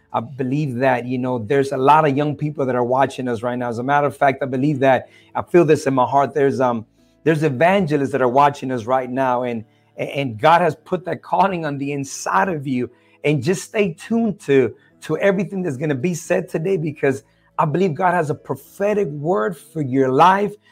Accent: El Salvador; I'm originally from El Salvador, Central America

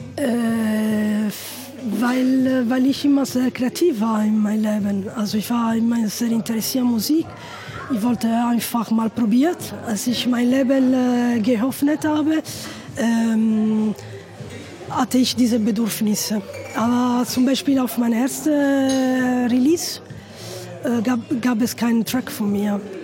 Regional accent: Italy; German is a second language; bei uns in Italien

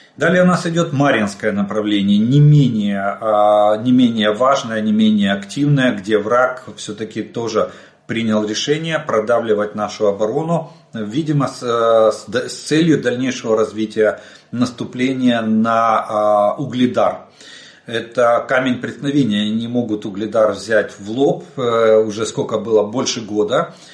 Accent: Ukraine; мы из Украины.

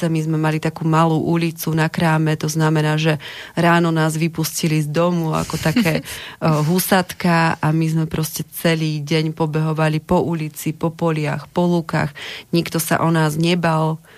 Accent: Čierny Balog, Banská Bystrica Region, Slovakia; Čierny balok, neviem, či poslucháči poznajú, ale ak nie, tak by som možno ho trošku predstavila, takže podľa mňa je to stále naozaj taká dedina plná pracovitých ľudí, plná tradícií, plná viery

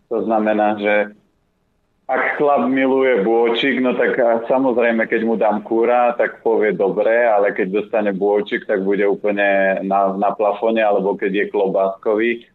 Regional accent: Orava, Žilina Region, Slovakia; moved away; ja pochádzam z Oravy

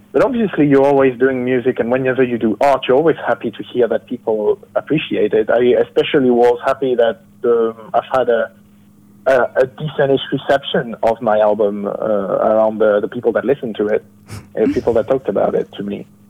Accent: France; I'm from France

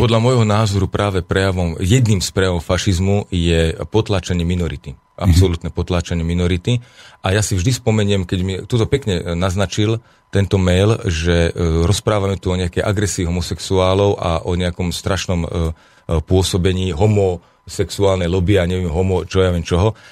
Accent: Slovakia; Ja žijem tiež na Slovensku, ja som Slovák

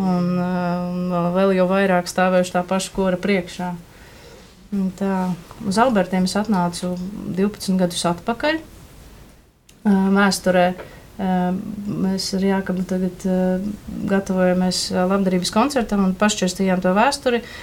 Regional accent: Rēzekne, Latgale, Latvia; now in Riga, Latvia; es nāku no Rēzeknes.

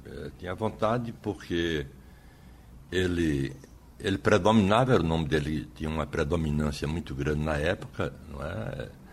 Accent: Nazaré da Mata, Pernambuco, Brazil; also born or lived in Vicência, Pernambuco / Aliança, Pernambuco; Eu nasci em Vicência, né? Nasci uhum. em Vicência

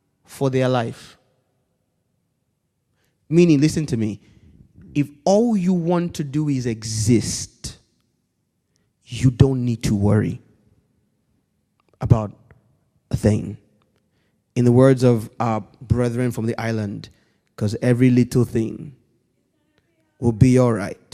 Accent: Nigeria; Growing up in Nigeria, we weren't that wealthy, so we lived in a block of flats

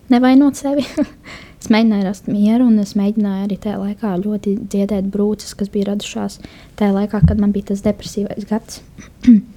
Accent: Kuldīga, Kurzeme, Latvia; moved away as an adult; now in Jelgava, Latvia; oriģināls nāk no Kuldīgas, bet šobrīd uh, pēdējo pusotru gadu, divus gadus dzīvoju jau Jāgavā

